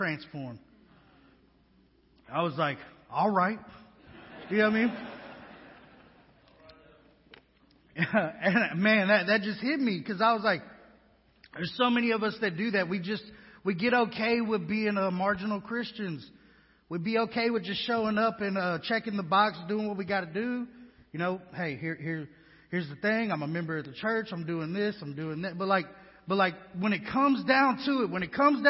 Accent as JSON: {"language": "English", "town": "Houston", "region": "Texas", "country": "United States", "moved": "yes", "lives_now": "West Monroe, United States", "said": "I'm from Houston, Texas, been on my own since I was 13."}